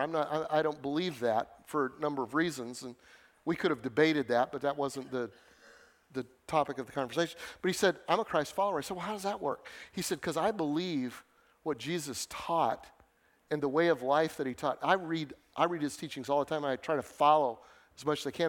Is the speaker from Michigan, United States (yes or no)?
no; Denver, Colorado, United States; moved away as an adult; also born or lived in Northern Illinois; I grew up in Denver in the city.